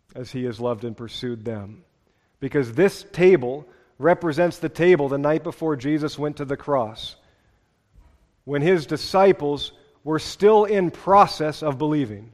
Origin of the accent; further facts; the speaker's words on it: Seattle, Washington, United States; born and raised in Seattle